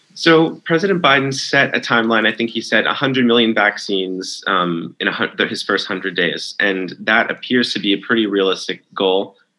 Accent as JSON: {"language": "English", "region": "New York", "country": "United States", "tie": "born or raised there", "moved": "yes", "said": "my home state is New York"}